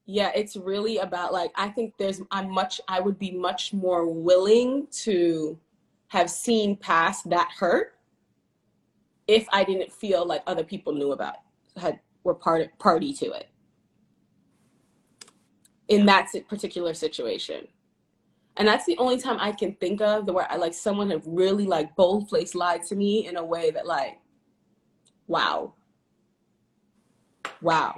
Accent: New York, United States; accent: New York; my New York accent

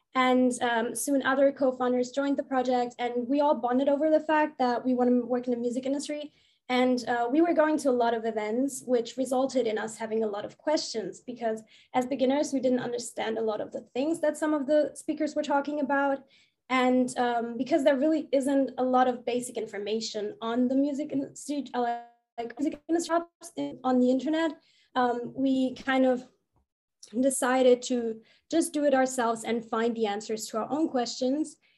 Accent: Germany; I'm from Germany.

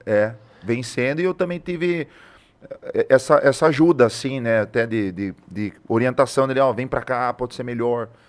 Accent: Tatuí, São Paulo, Brazil; moved away as an adult; now in Sorocaba, Brazil; sou de Tatuí, vim pra cá em 2016

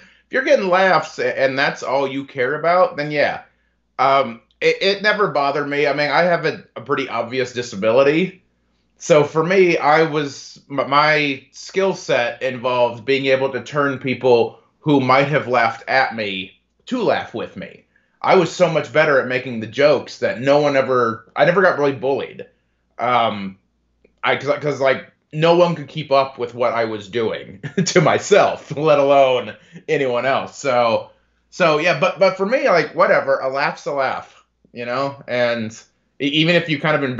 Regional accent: DeMotte, Indiana, United States; also born or lived in Bedford, Indiana; I grew up in DeMott, Indiana, a little small town in the region

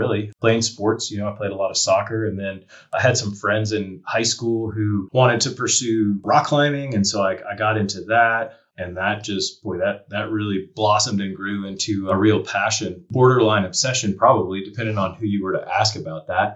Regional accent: Charlotte, North Carolina, United States; moved away as an adult; also born or lived in Asheville, North Carolina; now in Montana, United States; I grew up in North Carolina. So I grew up in Charlotte, South Central North Carolina

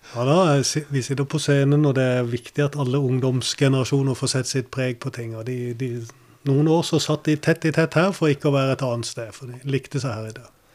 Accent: Kristiansand, Agder, Norway; also born or lived in United States; jeg var bare ni eller ti år når, eh, når, det ble bygd her. Men vi flytta fra USA. Og da gikk jeg på Vardåsen skole

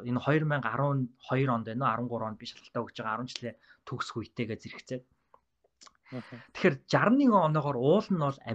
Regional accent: Ulaanbaatar, Mongolia; moved away as an adult; also born or lived in Minnesota, United States; би англи хэлэндээ бол улсын сургуультай нийслэлийн Сүхбаатар дүүргийн 47 дахь дунд сургууль гэдэг сургуулиас төгссөн.

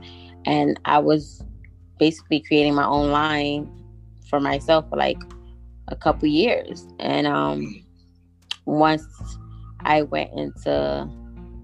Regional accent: New York, United States; also born or lived in Guatemala; I was born and raised here in New York, but I was also raised in Guatemala

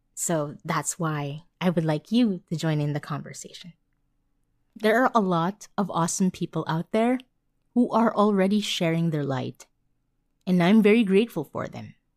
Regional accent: Manila, Metro Manila, Philippines; I was born and raised in Manila.

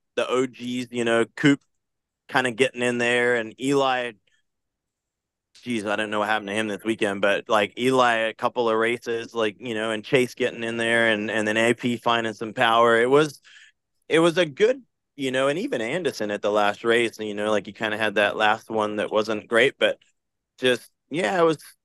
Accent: Australia; I'm Aussie

